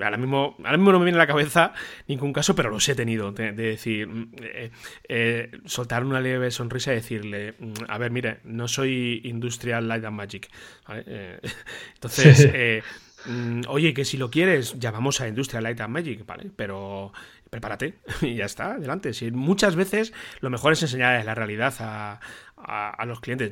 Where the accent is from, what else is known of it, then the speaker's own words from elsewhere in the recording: Toledo, Castilla-La Mancha, Spain; como toledano de aquí, de la ciudad donde vivo